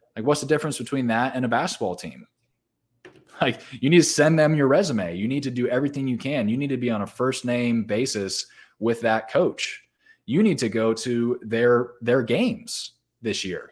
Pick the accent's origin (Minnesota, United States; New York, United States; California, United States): California, United States; Southern; I grew up in Southern California